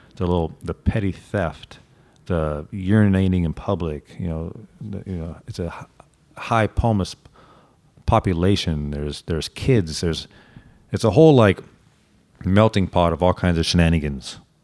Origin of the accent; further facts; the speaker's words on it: Santa Monica, California, United States; I was born and raised and now work in Santa Monica